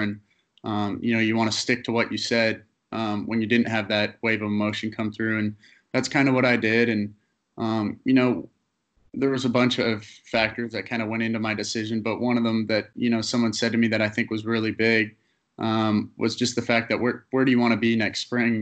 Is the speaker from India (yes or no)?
no; Canada; being a Canadian kid, um, playing in Canada was really important for um, draft purposes